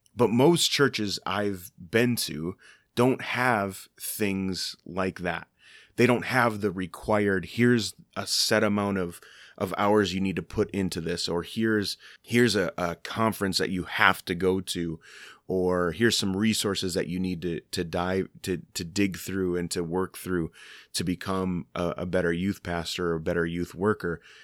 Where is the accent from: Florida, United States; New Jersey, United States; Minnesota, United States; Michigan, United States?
Minnesota, United States; I live in Minnesota. I'm from Minnesota